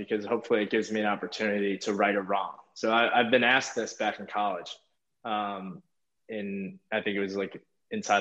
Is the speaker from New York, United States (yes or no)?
yes; near Hofstra, New York, United States; Hofstra. You know, like it's right by my hometown, and, you know, I had a lot of family there